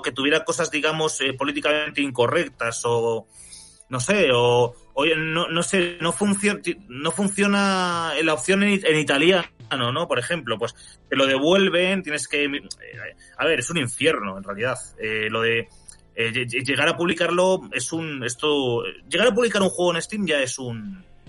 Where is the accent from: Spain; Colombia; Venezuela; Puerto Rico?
Spain; mi país